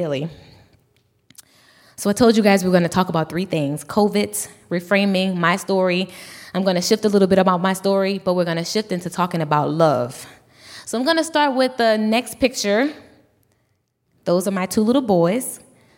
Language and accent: English; Louisiana, United States; I'm from Louisiana